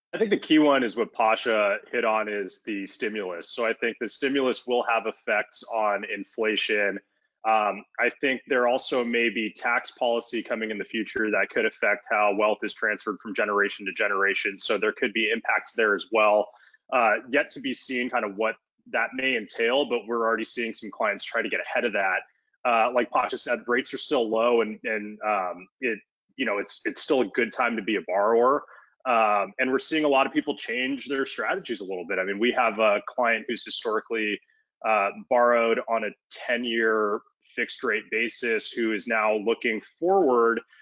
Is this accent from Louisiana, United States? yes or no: no; Los Angeles, California, United States; I'm born and raised in Los Angeles. I grew up in West LA, kind of in the Mar Vista neighborhood